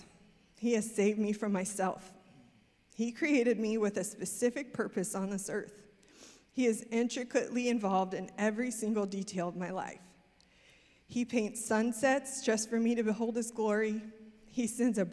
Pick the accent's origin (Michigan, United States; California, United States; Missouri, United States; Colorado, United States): Missouri, United States; moved away as an adult; also born or lived in Amsterdam; now in Texas, United States; started our own business in my hometown in Missouri